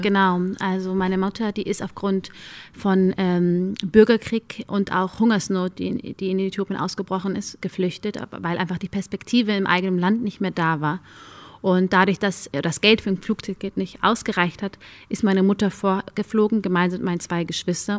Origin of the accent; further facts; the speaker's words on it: Germany; Ich sehe mich zu 100 als Deutsche. Nur weil ich nur dunkle Haut habe, macht mich das aber nicht zu weniger Deutsch. Ich bin hier aufgewachsen, ich bin hier zur Schule gegangen